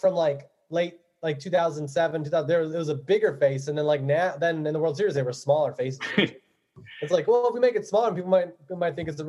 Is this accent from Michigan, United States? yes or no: no; Buffalo, New York, United States; also born or lived in Cleveland, Ohio; My dad's family's from Cleveland, and I was born in Cleveland. So that was the first hat. I remember we moved to Buffalo when I was three.